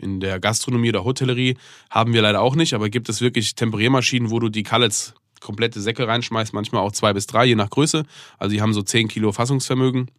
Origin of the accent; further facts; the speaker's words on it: Germany; ich bin in Deutschland aufgewachsen. Ich bin eigentlich neunundneunzig Prozent Deutscher